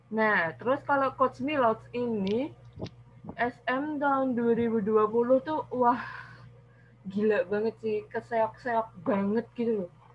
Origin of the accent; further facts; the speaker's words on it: Semarang, Central Java, Indonesia; Saya dari Semarang